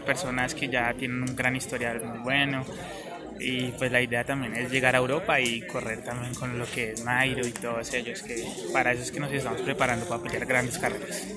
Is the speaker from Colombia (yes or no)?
yes; Cundinamarca, Colombia; los escarabajos que somos de Cundinamarca